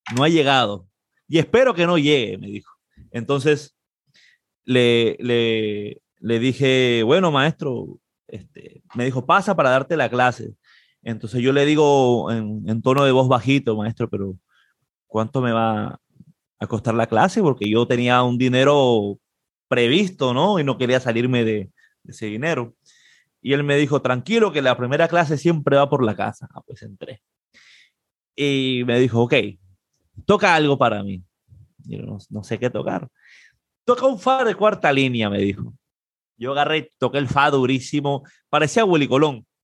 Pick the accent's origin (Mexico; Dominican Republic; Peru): Peru; moved away as an adult; now in Puerto Rico; soy de Perú